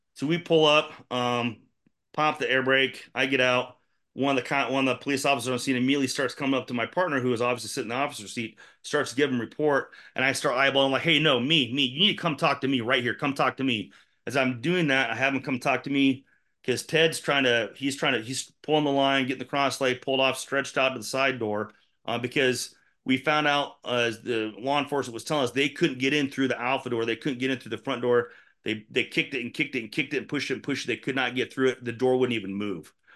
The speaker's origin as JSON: {"language": "English", "town": "Indianola", "region": "Iowa", "country": "United States", "tie": "born or raised there", "said": "I grew up in Enola. When I, we moved there when I was ten, I went to elementary school there, went to middle school there, went to junior high there, went to high school"}